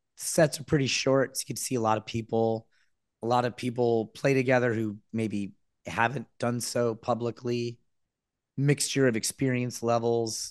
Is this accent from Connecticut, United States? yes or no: yes; Danbury, Connecticut, United States; moved away as an adult; also born or lived in Manhattan, New York; I grew up in a small, small city or big town called Danbury, Connecticut